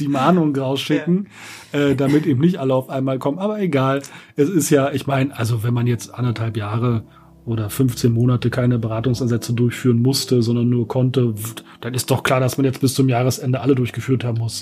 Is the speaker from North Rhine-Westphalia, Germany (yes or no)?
no; Berlin, Germany; ich komme aus Berlin, bin hier geboren